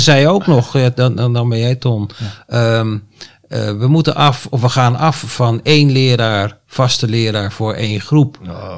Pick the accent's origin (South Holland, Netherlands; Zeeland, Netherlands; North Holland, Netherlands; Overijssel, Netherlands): Overijssel, Netherlands; Deventer; now in Almere, Netherlands; Mijn geboorteplaats Deventer